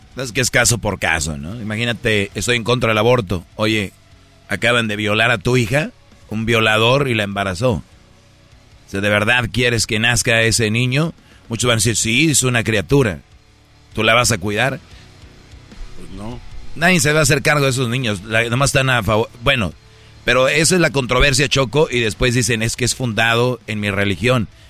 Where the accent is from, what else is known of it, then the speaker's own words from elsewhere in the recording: Mexico; now in United States; yo soy de México